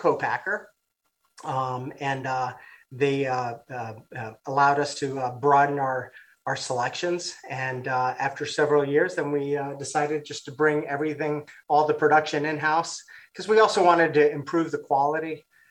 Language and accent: English; Costa Rica; now in United States; I'm from Costa Rica.